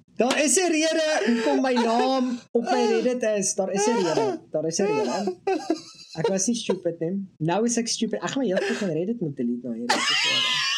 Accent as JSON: {"language": "Afrikaans", "country": "South Africa", "said": "Ek is 'n fucking Suid-Afrikaner"}